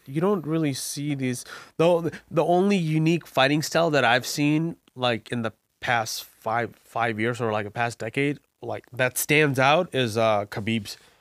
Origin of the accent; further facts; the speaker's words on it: Bangladesh; now in Virginia, United States; I was born and raised in Bangladesh